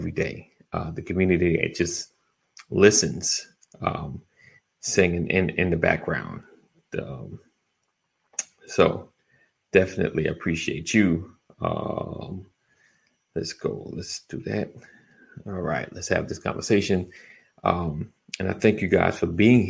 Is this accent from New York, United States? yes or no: yes; New York, United States; I'm from New York